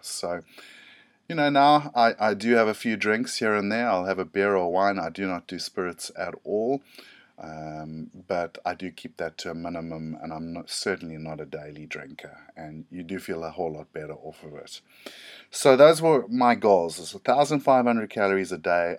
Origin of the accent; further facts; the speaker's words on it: South Africa; I'm from South Africa